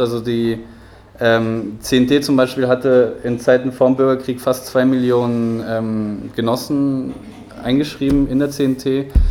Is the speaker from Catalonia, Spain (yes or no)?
yes; Barcelona, Catalonia, Spain; moved away; ich bin in Barcelona geboren